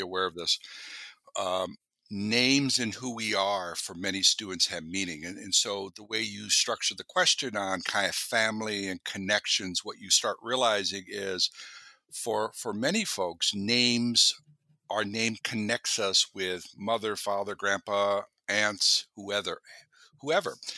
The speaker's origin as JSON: {"language": "English", "region": "Minnesota", "country": "United States", "tie": "born or raised there", "moved": "as an adult", "lives_now": "Alaska, United States", "said": "I grew up in Minnesota"}